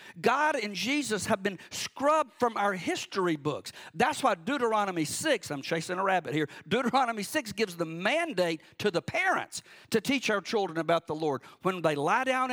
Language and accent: English; Cordele, Georgia, United States; moved away; also born or lived in Warner Robins, Georgia; I grew up on Cemetery Road in Cordele, Georgia, way out in the country